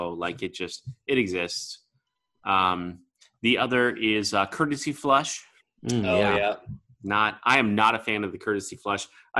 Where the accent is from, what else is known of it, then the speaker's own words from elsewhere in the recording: United States; as an American